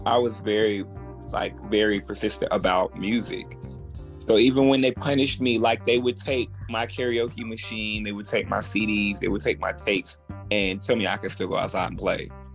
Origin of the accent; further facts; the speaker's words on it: Birmingham, Alabama, United States; also born or lived in Clarksville, Tennessee; now in Atlanta, United States; I reside in Atlanta at the moment. I'm from Birmingham, Alabama, by way of Clarksville, Tennessee